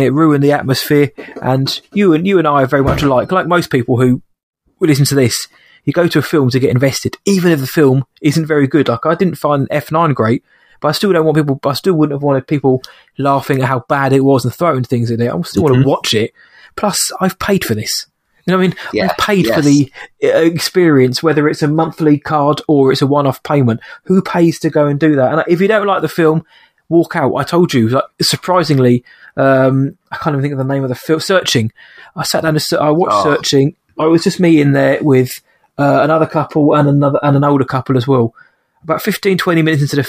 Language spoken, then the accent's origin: English; England, United Kingdom; I'm English